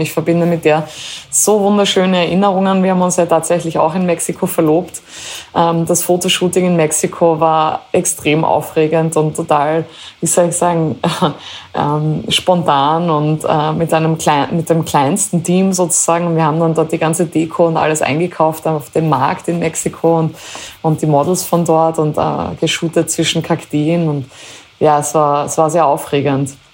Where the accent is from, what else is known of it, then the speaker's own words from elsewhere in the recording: Styria, Austria; also born or lived in Carinthia; für mich als äh, Steirerin, als äh, halbe Kärntnerin, äh, als Österreicherin